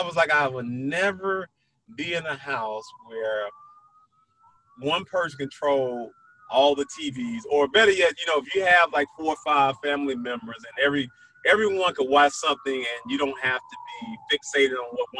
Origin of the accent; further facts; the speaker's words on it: Brownsville, Tennessee, United States; when you're a young kid growing up in Brownsville, Tennessee